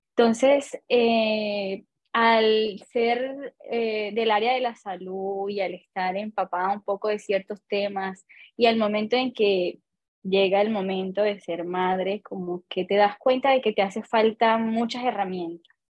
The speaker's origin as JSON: {"language": "Spanish", "country": "Colombia", "moved": "as an adult", "lives_now": "Chile", "said": "soy colombiana, vivo en Chile hace aproximadamente más de cinco años"}